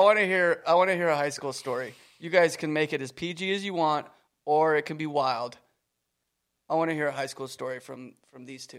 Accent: Canada; moved away; I was from Canada

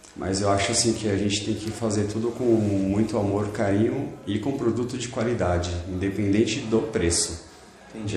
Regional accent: Mauá, São Paulo, Brazil; eu sou de Mauá, né? Criado em Mauá

